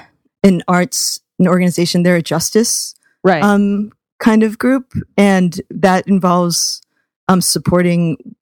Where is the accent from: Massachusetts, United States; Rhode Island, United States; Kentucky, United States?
Rhode Island, United States; Providence; Sean Ravi and I have this comparison of like both growing up in Providence.